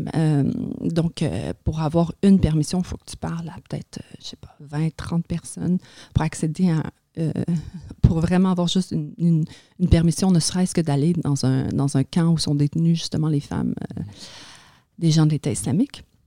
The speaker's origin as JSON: {"language": "French", "town": "Montreal", "region": "Quebec", "country": "Canada", "tie": "born or raised there", "also_born_or_lived": "a Kurdish village, Turkey", "second_language": "French"}